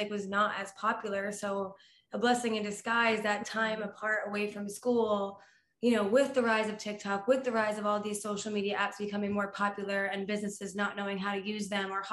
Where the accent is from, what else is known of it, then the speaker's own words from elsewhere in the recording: New Jersey, United States; also born or lived in Florida; I'm originally from New Jersey.